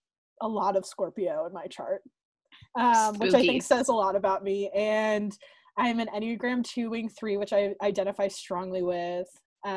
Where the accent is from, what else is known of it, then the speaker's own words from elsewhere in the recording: Massachusetts, United States; And as I said just a moment ago, I'm from Massachusetts.